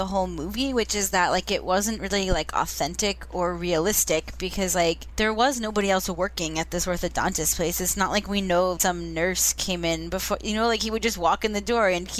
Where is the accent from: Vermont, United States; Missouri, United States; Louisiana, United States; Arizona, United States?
Vermont, United States; I'm from Vermont